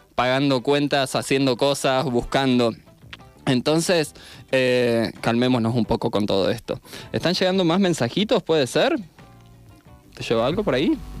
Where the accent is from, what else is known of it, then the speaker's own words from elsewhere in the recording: Argentina; Soy el primer argentino